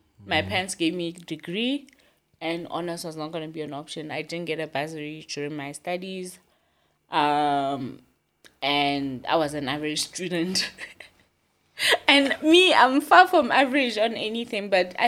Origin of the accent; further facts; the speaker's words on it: Gwagwa, Federal Capital Territory, Nigeria; Like, I'm from Gwagwa, but I don't have a life in Gwagwa.